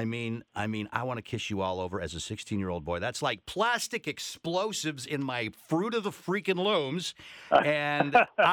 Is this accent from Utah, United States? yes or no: yes; Salt Lake City, Utah, United States; I grew up in Salt Lake City, which is a pretty conservative place